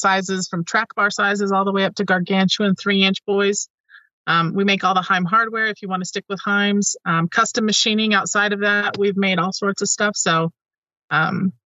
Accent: Utah, United States; I was born in the US and I was born in Utah, and I'm not Mormon

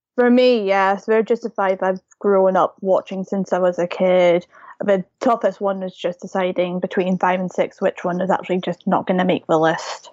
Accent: United Kingdom; I'm from the U K

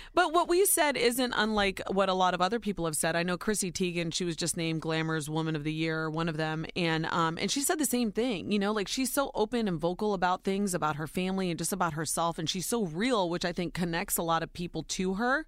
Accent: Ohio, United States; born or raised there

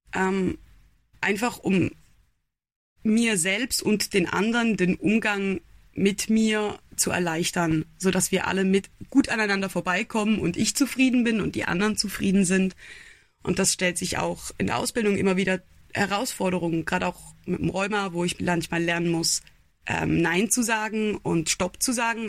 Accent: Switzerland; ich bin eine Schweizerin, ich bin 28 Jahre alt

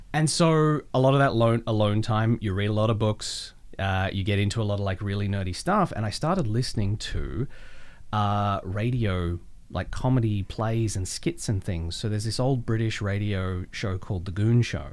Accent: Melbourne, Victoria, Australia; moved away; I grew up in Melbourne

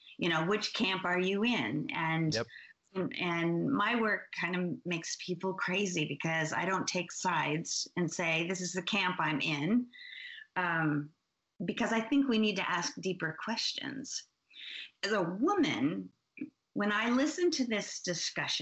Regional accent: Oregon, United States; I'm from Oregon.

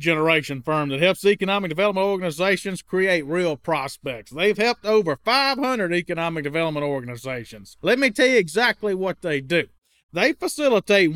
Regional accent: Mississippi, United States; now in New Orleans, United States; I grew up in Mississippi

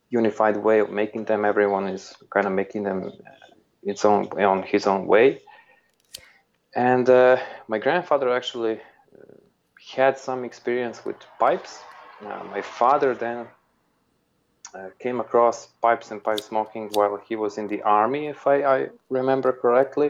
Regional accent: Serbia; also born or lived in Belgrade; I grew up in Serbia

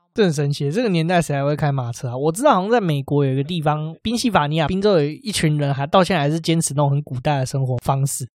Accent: Taipei, Taiwan; 我们台北人

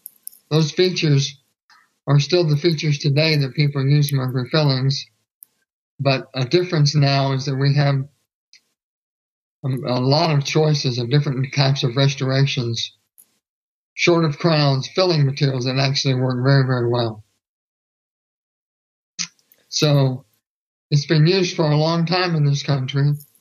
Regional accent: Houston, Texas, United States; I'm from Houston, Texas.

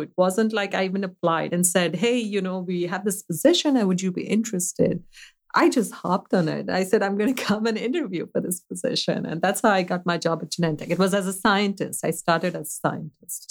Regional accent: Mumbai, Maharashtra, India; now in United States; I grew up in a city that's actually very, very well known. It's uh, the city of Mumbai.

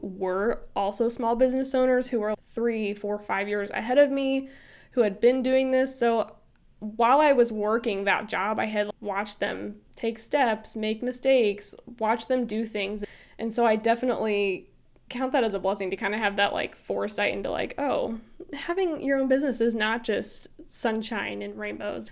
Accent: Illinois, United States; moved away as an adult; also born or lived in Florida; I was born and raised in Illinois, and I moved to Florida for those years that I worked at that media house, and then we recently moved back to Illinois

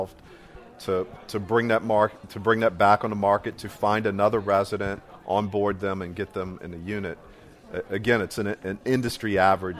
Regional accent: New Orleans, Louisiana, United States; I'm from New Orleans.

